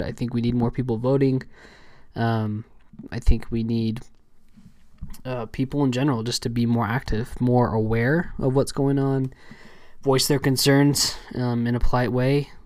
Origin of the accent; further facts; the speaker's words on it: Southern California, United States; I was raised in Southern California, um, for most of my life